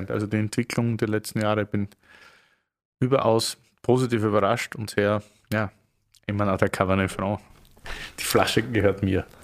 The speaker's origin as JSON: {"language": "German", "country": "Austria", "lives_now": "Berlin, Germany", "said": "aber als Österreicher hat man hier so ein bisschen den Ösi-Bonus in Deutschland oder Berlin"}